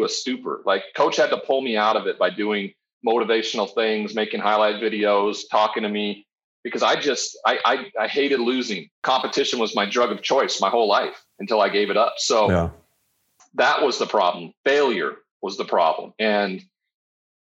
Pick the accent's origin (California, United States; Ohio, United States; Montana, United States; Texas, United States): Montana, United States; moved away as an adult; I'm from Montana. I'm the only first round draft pick ever from the state of Montana.